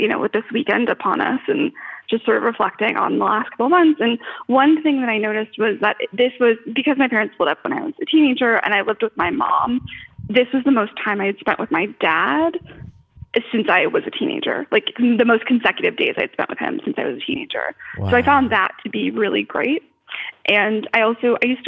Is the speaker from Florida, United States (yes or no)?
yes; Florida, United States; now in Los Angeles, United States; I'm from Florida, which is a very big state.